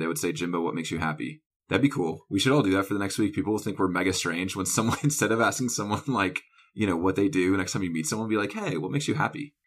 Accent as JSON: {"language": "English", "region": "North Carolina", "country": "United States", "tie": "born or raised there", "said": "I grew up in the South, and then I also went to college in the South"}